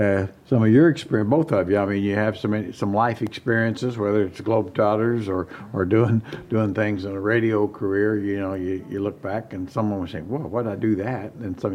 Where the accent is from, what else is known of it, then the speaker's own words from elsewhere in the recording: Midwest, United States; now in Sacramento, United States; just as a Midwesterner, I always said if you grow up in the Midwest and around, if it's bad weather, well, go 500 miles, it's still bad.